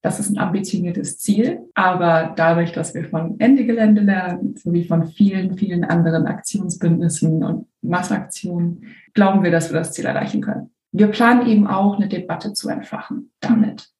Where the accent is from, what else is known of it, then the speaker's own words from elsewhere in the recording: Hamburg, Germany; moved away; also born or lived in Sweden; ich komme ursprünglich aus Hamburg, war jetzt aber in Schweden